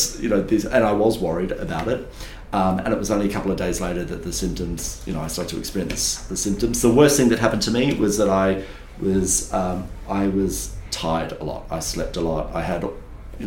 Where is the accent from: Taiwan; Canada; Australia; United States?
Australia; Kiama, New South Wales; growing up in Kiama